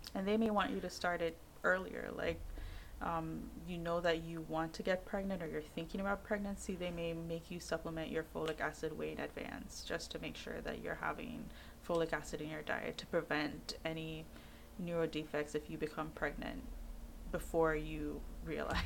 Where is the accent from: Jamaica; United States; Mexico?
Jamaica; I'm Jamaican